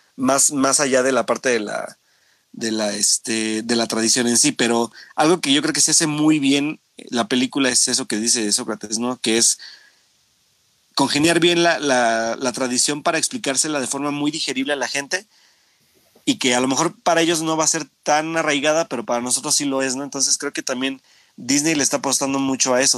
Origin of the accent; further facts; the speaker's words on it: Mexico; como mexicano